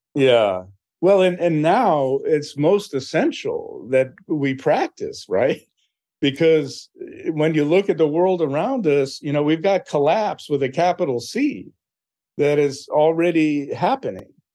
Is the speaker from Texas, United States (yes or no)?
no; Philadelphia, Pennsylvania, United States; I was born in Philadelphia.